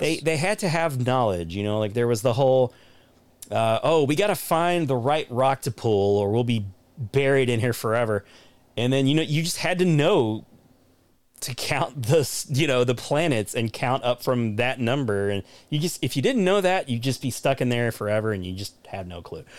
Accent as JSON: {"language": "English", "country": "United States", "said": "as an American"}